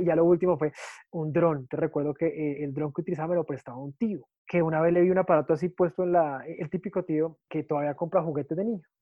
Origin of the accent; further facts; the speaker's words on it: Colombia; me emberraca, como decimos acá en Colombia